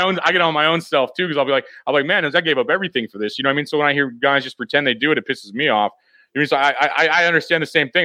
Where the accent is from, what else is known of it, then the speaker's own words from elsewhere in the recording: Missouri, United States; i'm from missouri so i mean this is my strong like kind of like like where i live you know like my hometown area